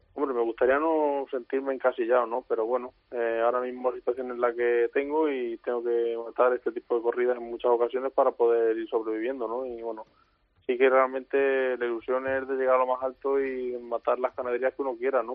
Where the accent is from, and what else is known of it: Albacete, Castilla-La Mancha, Spain